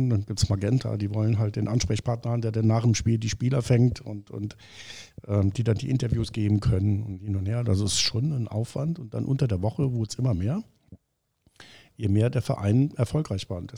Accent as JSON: {"language": "German", "region": "Hamburg", "country": "Germany", "lives_now": "Saarbrücken, Germany", "said": "ich als Hamburger, so, das war ich auch. Ne? Bin jetzt in Saarbrücken, mir geht es ganz gut."}